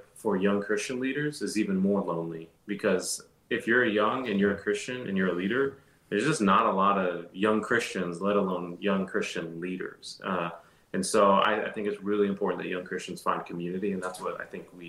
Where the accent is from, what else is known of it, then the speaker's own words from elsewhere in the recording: Dallas, Texas, United States; moved away as an adult; now in Nashville, United States; I grew up in Dallas, Texas.